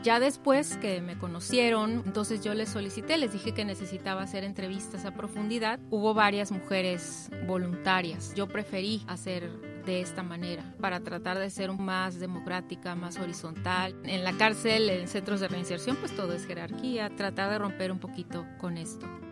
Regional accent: Yucatán, Mexico; Yo soy yucateca

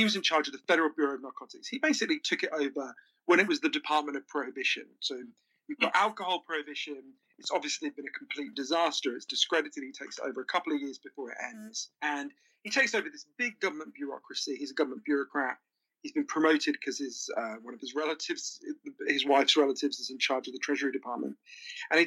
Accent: United Kingdom; also born or lived in Switzerland

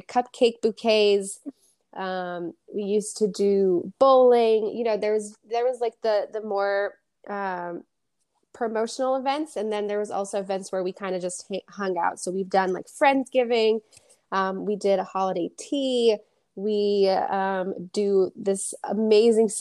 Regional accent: Framingham, Massachusetts, United States; I was born and raised in Framingham, Massachusetts

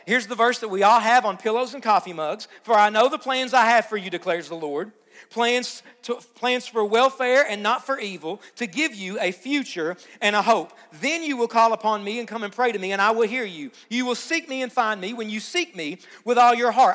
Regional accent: Hazard, Kentucky, United States; you're not from here, where are you from? And you say Hazard

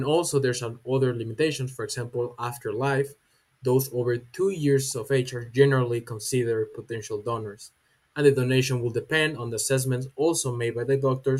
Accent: Jalisco, Mexico; from Jalisco, Mexico, representing Universidad Panamericana.

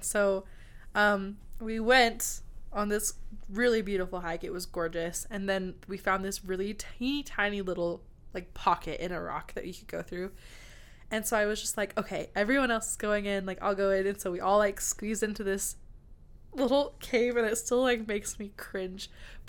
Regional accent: United States; I'm American.

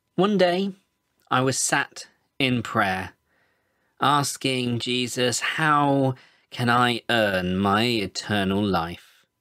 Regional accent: Birmingham, West Midlands, United Kingdom; I'm from Birmingham in England. I'm involved with a church here called Word of Hands

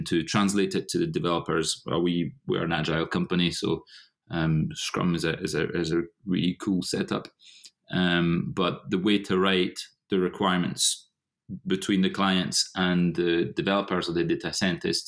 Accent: Paris, Île-de-France, France; moved away as an adult; now in Scotland, United Kingdom; I am half French, half Scottish, born and bred in France, in Paris. I moved to Scotland in 2005.

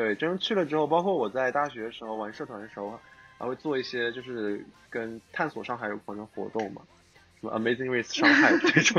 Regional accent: Nanjing, Jiangsu, China; also born or lived in Shanghai; 我是城里孩子，从小在新街口混的人，

